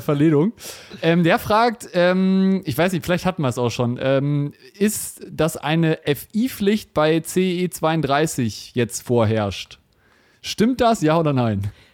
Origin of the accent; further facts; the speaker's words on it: Germany; wir als, als, als Deutsche